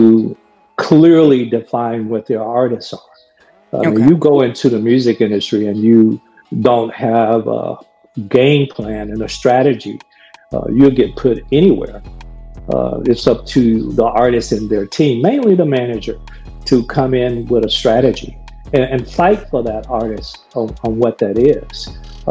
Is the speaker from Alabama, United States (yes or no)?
yes; Gadsden, Alabama, United States; I've lived with racism growing up in Gaston, Alabama.